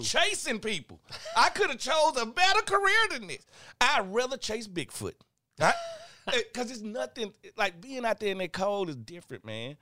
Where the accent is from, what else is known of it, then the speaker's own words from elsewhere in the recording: Mississippi, United States; moved away; I'm from Mississippi